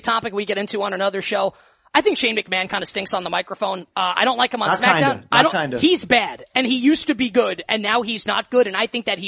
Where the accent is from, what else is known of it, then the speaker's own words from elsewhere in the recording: United States; I'm American